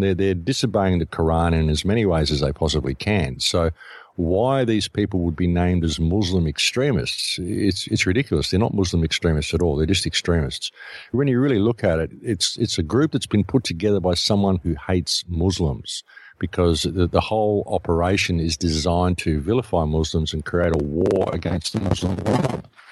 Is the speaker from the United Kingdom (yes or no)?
no; Australia; I come from Australia